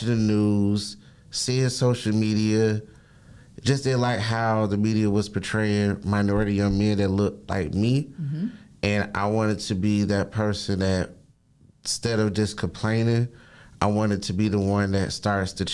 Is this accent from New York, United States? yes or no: no; Riviera Beach, Florida, United States; I was born and raised in Riviera Beach, Florida